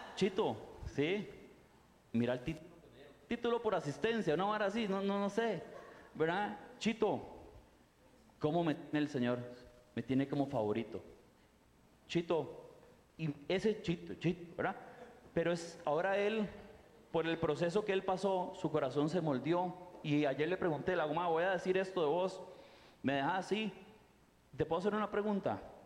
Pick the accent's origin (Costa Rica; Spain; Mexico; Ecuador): Costa Rica; moved away as an adult; also born or lived in Rio de Janeiro, Brazil; yo soy tico